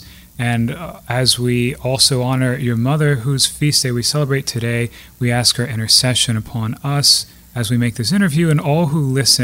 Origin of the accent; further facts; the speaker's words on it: Lafayette, Louisiana, United States; also born or lived in Maurice, Louisiana; now in Gueydan, United States; I grew up in Lafayette, Louisiana